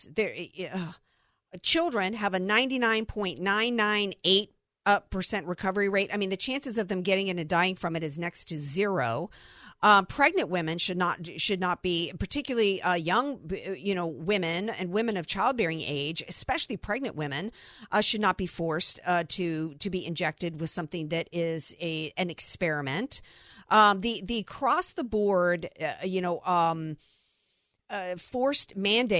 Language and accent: English; the South, United States; I'm a Southerner